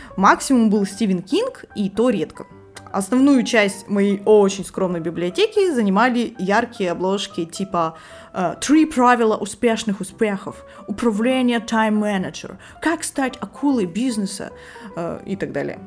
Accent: Irkutsk, Irkutsk Oblast, Russia; moved away as an adult; now in Saint Petersburg, Russia; в родном городе Иркутске целых семь лет. Сейчас я живу в Петербурге

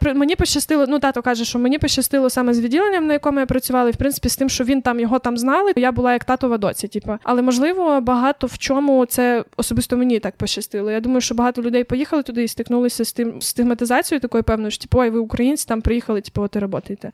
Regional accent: Ukraine; first language Ukrainian; я живу в Україні, розмовляю українською, це моя рідна мова. Я тут виросла

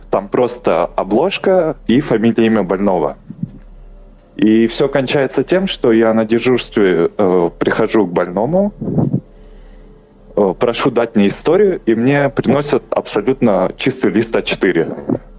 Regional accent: Kyrgyzstan; Я родом из Кыргызстана, получается.

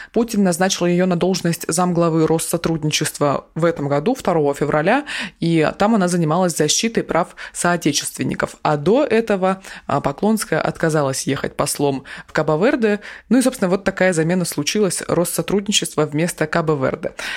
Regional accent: Krasnoyarsk, Krasnoyarsk Krai, Russia; я из Красноярска

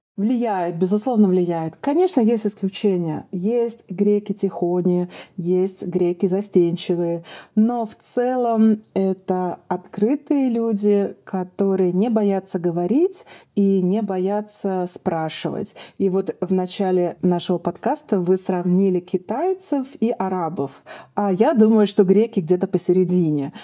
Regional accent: Saint Petersburg, Russia; я из Петербурга

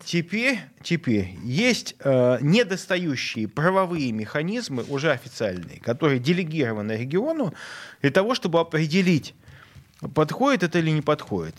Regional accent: Saint Petersburg, Russia; Я петербуржец, и я хочу, чтобы я и мои дети, и мои внуки оставались жить в Петербурге

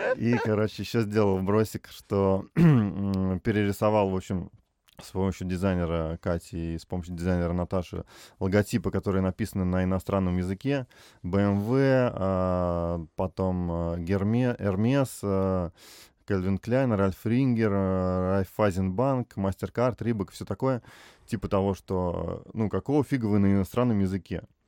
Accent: Tver, Tver Oblast, Russia; moved away as an adult; now in Moscow, Russia; я там в Твери в два вуза поступил

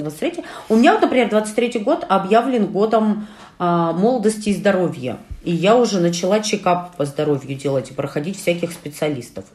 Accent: Urals, Russia; Мы, уральцы

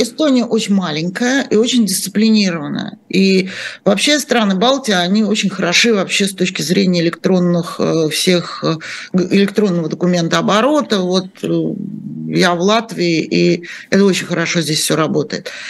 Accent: Moscow, Russia; moved away; Я же сама москвичка и много-много-много эм, э, лет прожила в этом городе

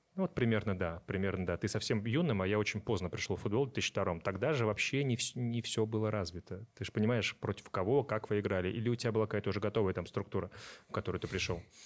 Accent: Astrakhan Oblast, Russia; moved away; я из Астраханской области, то есть небольшое такое село

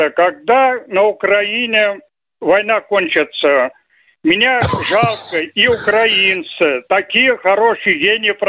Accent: Bashkortostan, Russia; У нас, например, я башкир, башкир. Если вы к нам придете, мы вас пока не покормим, не отпустим.

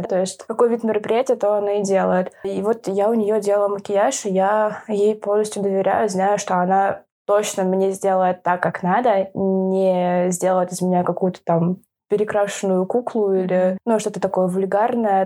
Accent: Moscow, Russia; я из Москвы

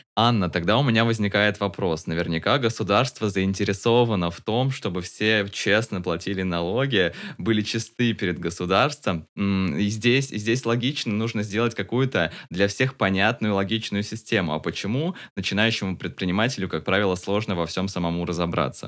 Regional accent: Tomsk, Tomsk Oblast, Russia; в моем родном городе Томске.

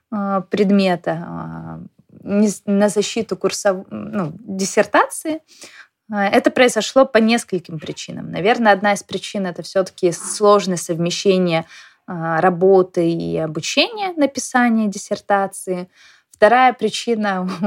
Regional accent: Saint Petersburg, Russia; now in Moscow, Russia; Поэтому я из Петербурга переехала в Москву, а, потому что это была моей мечтой.

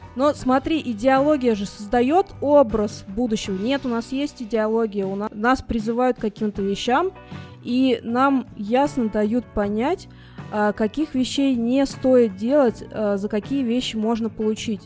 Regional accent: Russia; я россиянка

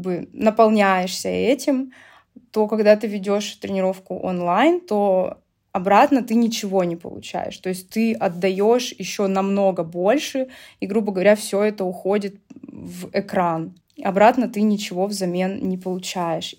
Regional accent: Novosibirsk, Novosibirsk Oblast, Russia; у меня даже была своя небольшая студия танцев в Новосибирске, откуда я родом

